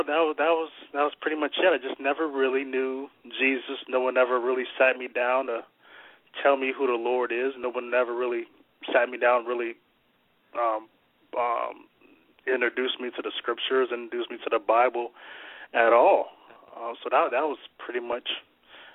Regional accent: Warren, Ohio, United States; I grew up here in Warren, Ohio. The house that I own now is the house that I grew up in as a kid

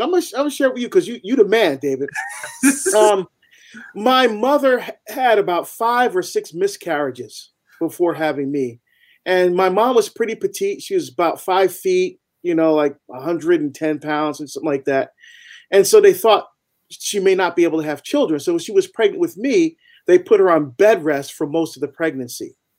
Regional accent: Barbados; now in United States; I'm actually from Barbados. I was born in Barbados in the West Indies, and my family are first generation to come to the United States.

